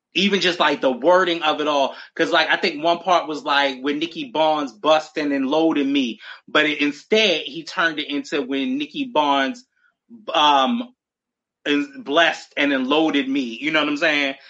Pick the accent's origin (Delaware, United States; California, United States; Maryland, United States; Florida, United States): Maryland, United States; Baltimore; we're both from Baltimore